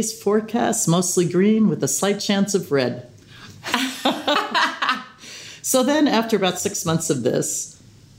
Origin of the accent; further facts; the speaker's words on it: New York City, New York, United States; I'm from Staten Island